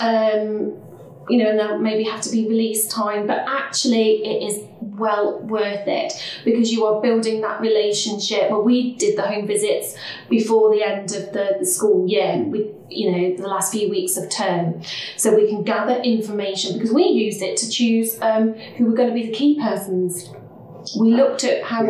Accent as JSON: {"language": "English", "town": "Leicester", "region": "East Midlands", "country": "United Kingdom", "said": "I'm from Leicester"}